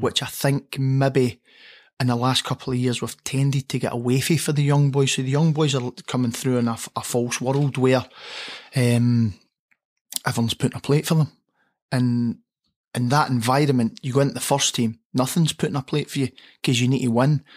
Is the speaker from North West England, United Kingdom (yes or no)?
no; Motherwell, Scotland, United Kingdom; growing up in Motherwell, under the floodlights at Motherwell